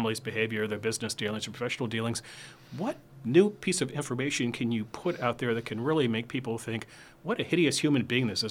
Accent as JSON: {"language": "English", "town": "Washington", "region": "District of Columbia", "country": "United States", "moved": "yes", "said": "I'm from Washington"}